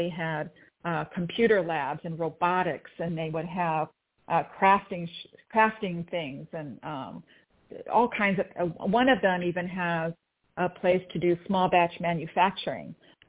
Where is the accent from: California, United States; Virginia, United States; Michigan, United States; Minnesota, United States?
California, United States; Torrance; I grew up mostly in the South Bay in Torrance.